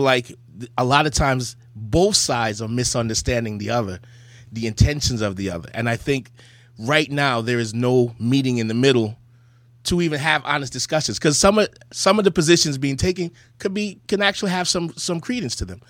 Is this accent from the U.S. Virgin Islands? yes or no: yes; Charlotte Amalie, U.S. Virgin Islands; accent: Virgin Islands patois; moved away; I was born in the Virgin Islands, Saint Thomas, and in the Virgin Islands, um, we talk like this